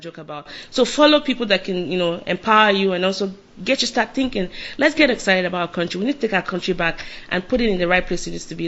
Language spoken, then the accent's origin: English; Lagos, Nigeria; I'm from Lagos